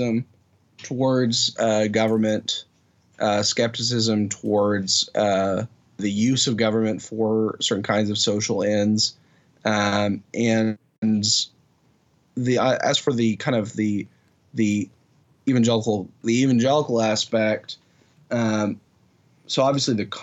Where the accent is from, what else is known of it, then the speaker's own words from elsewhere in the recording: Oklahoma, United States; I grew up in Oklahoma